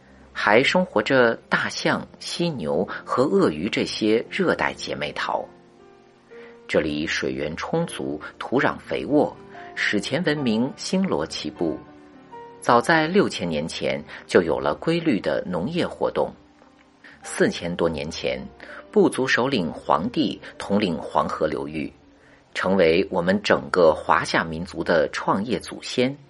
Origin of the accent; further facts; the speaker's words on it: China; 我们中国人